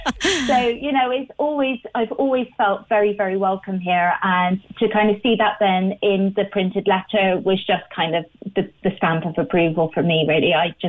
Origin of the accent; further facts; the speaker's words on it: Bristol, South West England, United Kingdom; now in Ireland; after living here for 16 years, when I talk about home, I'm now referring to Ireland and not where I'm from, which is Bristol in the UK. And, you know, I live here. My husband is from here. I have a home here.